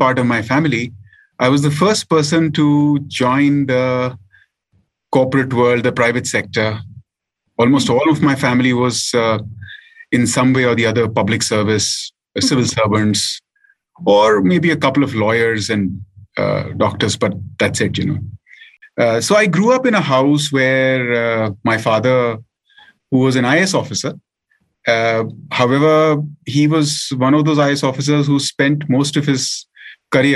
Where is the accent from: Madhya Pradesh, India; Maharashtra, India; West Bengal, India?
Madhya Pradesh, India; Bhopal; I grew up in Bhopal. Or mostly in Bhopal.